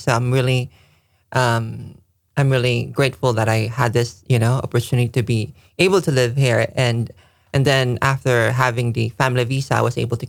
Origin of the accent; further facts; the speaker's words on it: Philippines; now in Japan; I'm originally from the Philippines.